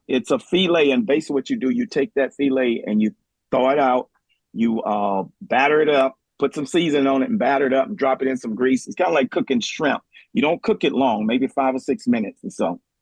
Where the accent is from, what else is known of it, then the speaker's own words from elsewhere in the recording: New Orleans, Louisiana, United States; now in Kent, United States; we was growing up in New Orleans